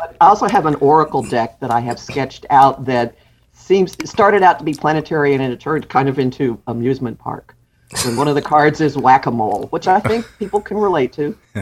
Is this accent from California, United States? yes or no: no; Dallas, Texas, United States; moved away as an adult; also born or lived in Austin / Houston / New York City; now in New Jersey, United States; I grew up in Dallas. Uh, my father was a, a university professor. So I grew up in Dallas and I went to college in Dallas.